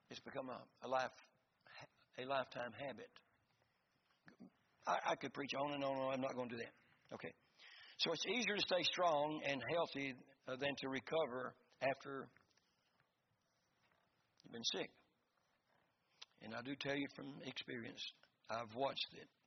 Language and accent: English; Florida, United States; we're from Florida.